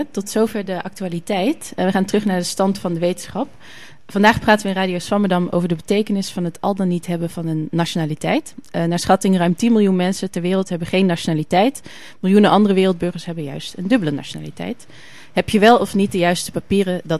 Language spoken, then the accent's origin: Dutch; Germany; born there; Ik ben namelijk geboren in Duitsland.